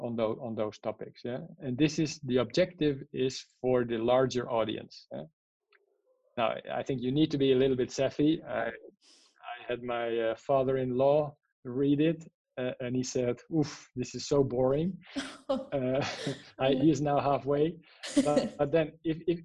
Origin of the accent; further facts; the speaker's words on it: Netherlands; English is a second language; moved away; I'm from the Netherlands, so I'm neither native in Spanish, neither in English.